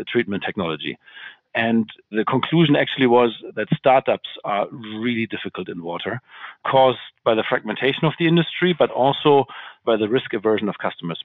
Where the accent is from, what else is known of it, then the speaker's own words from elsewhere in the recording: Hamburg, Germany; moved away as an adult; now in Frankfurt, Germany; I'm originally from Hamburg